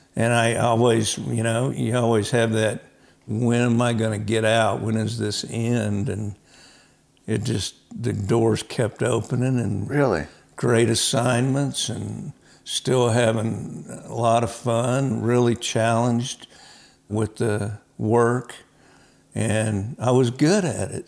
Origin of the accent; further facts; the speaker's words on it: Oklahoma, United States; I was raised in Oklahoma